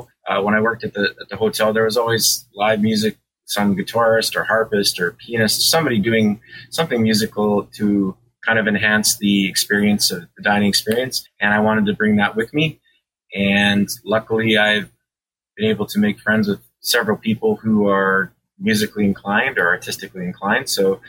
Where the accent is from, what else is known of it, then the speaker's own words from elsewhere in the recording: Moose Jaw, Saskatchewan, Canada; moved away as an adult; also born or lived in Lake Louise, Alberta; I live in Mooseman, Saskatchewan. That's where my restaurant is. I grew up in Mooseman, and then I moved away like every other 18-year-old when they graduate high school.